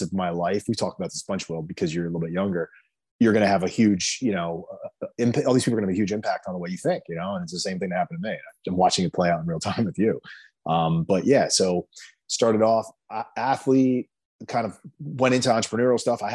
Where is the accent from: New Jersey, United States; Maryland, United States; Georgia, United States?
New Jersey, United States; Jersey Shore; I grew up in New Jersey on the Jersey Shore